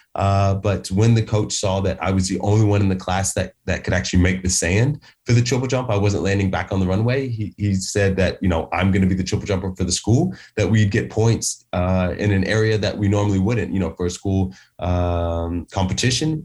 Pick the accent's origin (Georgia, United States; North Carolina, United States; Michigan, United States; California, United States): Georgia, United States; Atlanta; moved away as an adult; now in United Kingdom; I'm from Atlanta, Georgia